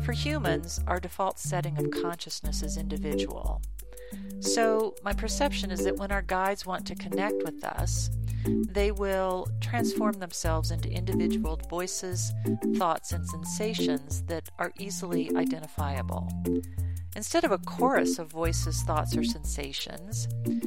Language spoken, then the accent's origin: English; Colorado, United States; I was born and raised in Colorado, where I still reside